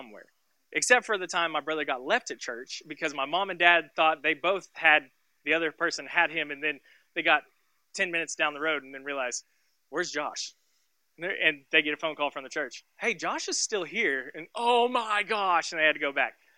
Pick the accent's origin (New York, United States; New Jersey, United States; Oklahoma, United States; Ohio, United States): Oklahoma, United States; Tulsa; I grew up and I was born and raised in Tulsa, Oklahoma. And so we lived in a small little suburb called Sand Springs. And I lived there until I was 17 years old.